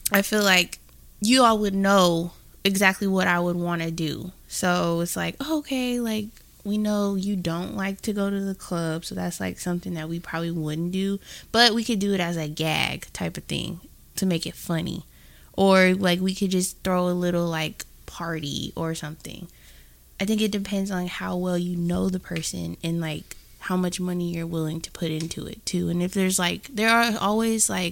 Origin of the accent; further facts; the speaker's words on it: the Bay Area, California, United States; we're from the Bay